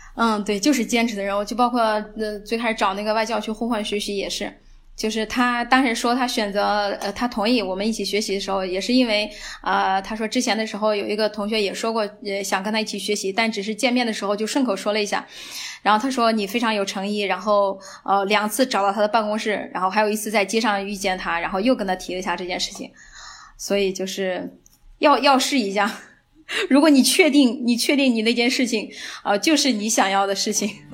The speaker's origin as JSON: {"language": "Chinese", "country": "China", "moved": "as an adult", "lives_now": "Germany", "said": "我是中国人"}